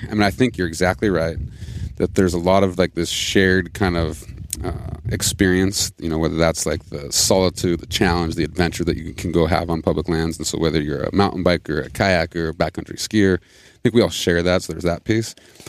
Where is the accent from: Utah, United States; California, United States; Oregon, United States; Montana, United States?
Montana, United States; I grew up in Montana, fifth generation. My family was very involved in conservation.